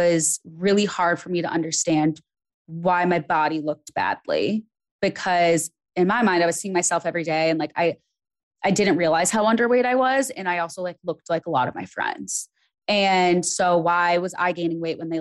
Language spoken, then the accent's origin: English; Midwest, United States; now in Los Angeles, United States; growing up in the Midwest